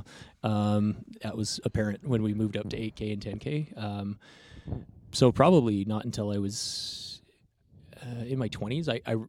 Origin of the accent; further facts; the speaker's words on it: Texas, United States; also born or lived in New Mexico / Oregon; I was born in the Four Corners area and then grew up kind of on the panhandle of Texas in New Mexico, but right on the border. Then my family moved up to Oregon.